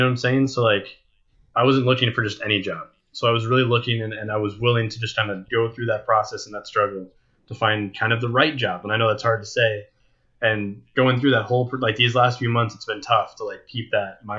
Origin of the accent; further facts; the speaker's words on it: United States; being an American